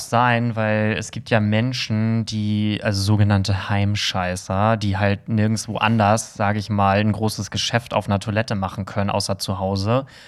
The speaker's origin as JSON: {"language": "German", "region": "Hamburg", "country": "Germany", "said": "im Herzen bin ich Hamburger"}